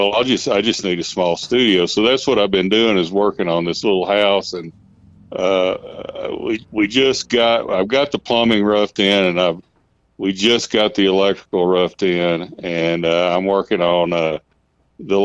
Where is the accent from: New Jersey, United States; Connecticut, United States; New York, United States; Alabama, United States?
Alabama, United States; Sheffield; now in Trinidad, United States; where I grew up in Alabama and Sheffield near Muscle Shoals